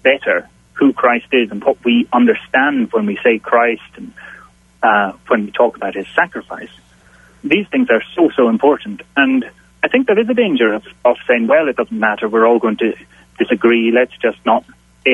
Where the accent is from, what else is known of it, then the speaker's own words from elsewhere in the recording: Isle of Skye, Scotland, United Kingdom; now in Glasgow, United Kingdom; I'm based in Glasgow in Scotland, but originally I'm from the Isle of Skye in the Hebrides in the northwest.